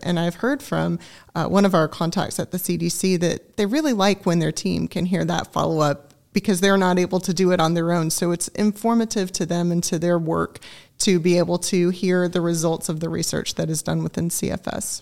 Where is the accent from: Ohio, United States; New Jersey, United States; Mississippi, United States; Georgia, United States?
Georgia, United States; Augusta; also born or lived in Greenville, South Carolina; now in Griffin, United States; I grew up in Augusta, Georgia. I'm a native of the state